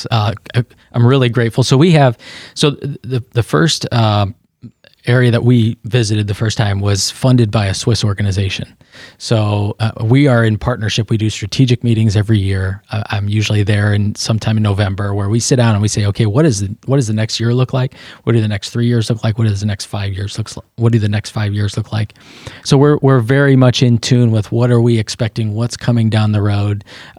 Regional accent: United States; I'm an American.

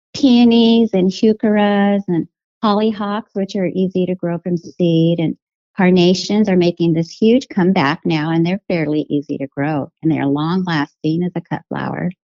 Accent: Albuquerque, New Mexico, United States; moved away as an adult; now in Portland, United States; I'm from Albuquerque, New Mexico, born and raised

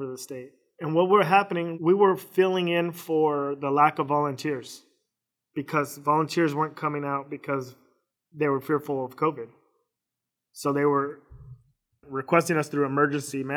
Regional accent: Phoenix, Arizona, United States; also born or lived in Missouri / Fort Campbell, Kentucky / Kuwait / Iraq; I was born and raised here in Phoenix

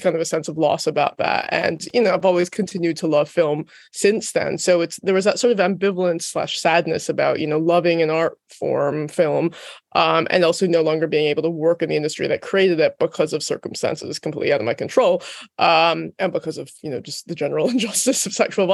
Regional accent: United States; moved away as an adult; also born or lived in London; I'm American, but I moved to London specifically to see if I could work in film

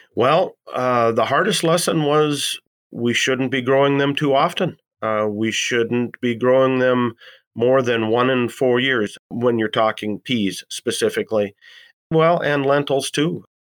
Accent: Columbus, North Dakota, United States; I'm from Columbus, North Dakota

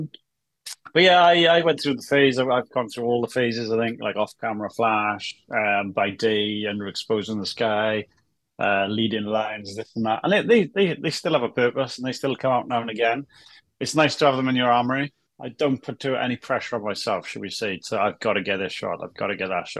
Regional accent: Wales, United Kingdom; I'm a Welshman

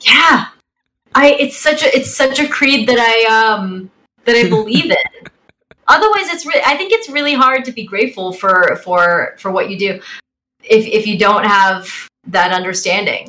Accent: Bay Area, California, United States; I'm from the Bay Area

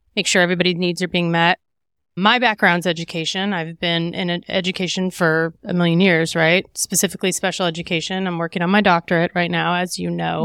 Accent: Midwest, United States; I'm from the Midwest

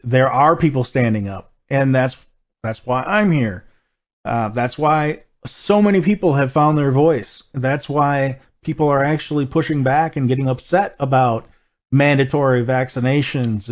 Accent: Wisconsin, United States; I was raised in a town of about 3,000 people, and that town had 7 churches

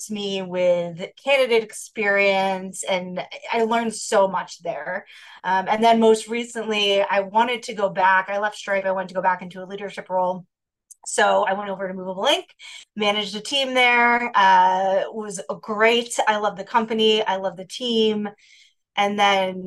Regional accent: New Hampshire, United States; moved away as an adult; now in Chicago, United States; I am originally from the East Coast. I grew up in New Hampshire, but I've lived in Chicago for many years.

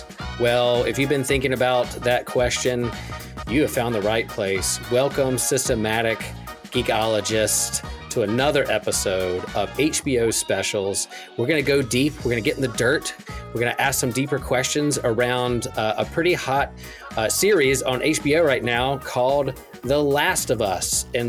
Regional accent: Chapel Hill, North Carolina, United States; from Chapel Hill, North Carolina

